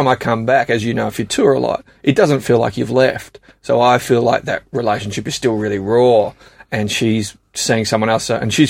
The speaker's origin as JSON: {"language": "English", "country": "Australia", "moved": "yes", "lives_now": "London, United Kingdom", "said": "We're Australian, mate."}